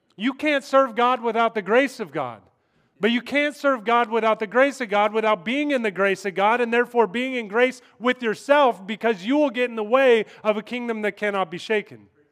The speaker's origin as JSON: {"language": "English", "region": "Kansas", "country": "United States", "moved": "yes", "said": "I'm in New York, that's why. I'm from Kansas"}